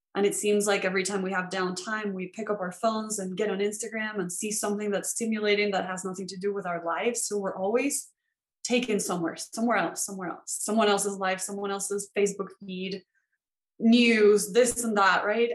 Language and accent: English; Venezuela; moved away; So I grew up in Venezuela, and that's where I went to school